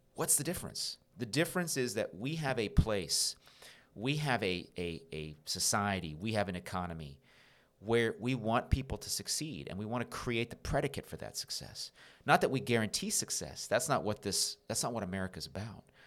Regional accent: Rowland Heights, California, United States; also born or lived in North Carolina; I grew up in Rolling Heights, which is a suburb not far from where we're recording this right now

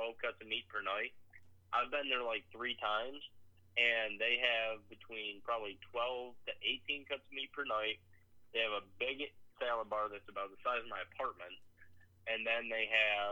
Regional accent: Michigan, United States; now in North Carolina, United States; I'm from Michigan

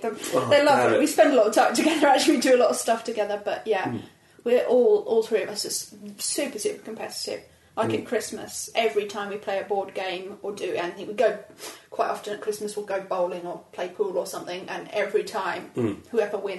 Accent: Cambridge, East of England, United Kingdom; From Cambridge

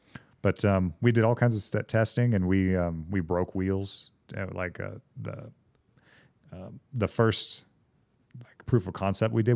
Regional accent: Douglasville, Georgia, United States; moved away; So I grew up in the South

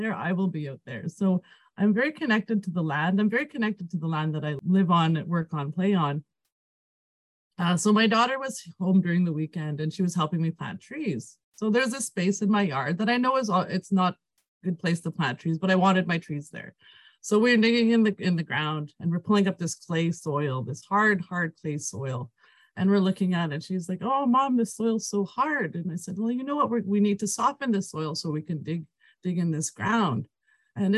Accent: Peavine Métis Settlement, Alberta, Canada; first language Cree; English is a second language; I am from Peavine Métis Settlement, born and raised here in my community

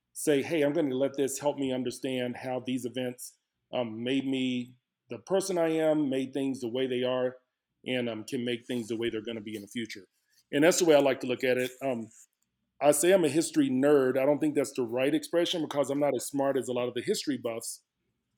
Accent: Dallas, Texas, United States; moved away as an adult; now in Lubbock, United States; I was born and raised in Dallas, Texas.

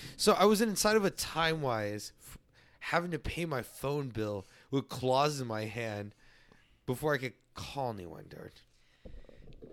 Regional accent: San Antonio, Texas, United States; also born or lived in Leon Valley, Texas; far west side, real far west side

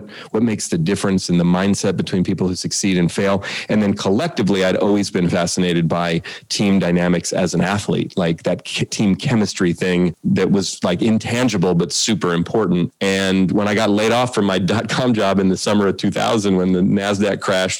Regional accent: Oakland, California, United States; also born or lived in Marin County; I grew up in the Bay Area in Oakland. Actually, we live in Marin County now

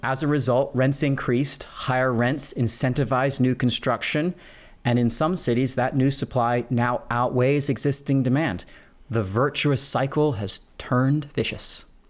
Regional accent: Philadelphia, Pennsylvania, United States; my own hometown of Philadelphia

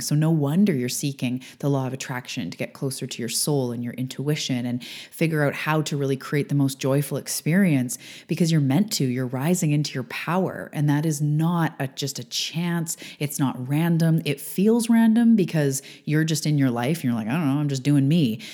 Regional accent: Canada; I am a Canadian girl living on the west coast of Canada.

